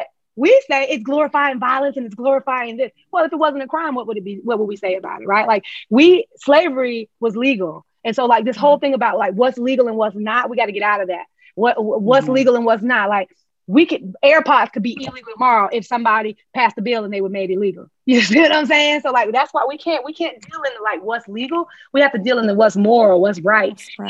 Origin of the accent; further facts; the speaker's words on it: Charlotte, North Carolina, United States; accent: African-American dialect; I'm from Exit 4, Nation's Fort Row, and Charlotte, North Carolina. And this is how we talk